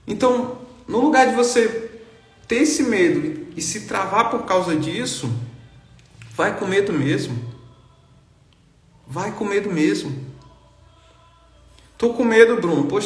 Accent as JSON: {"language": "Portuguese", "region": "Bahia", "country": "Brazil", "said": "cara, eu sou lá do interior da Bahia, a cidade tem 10 mil habitantes, nunca andei de avião na vida."}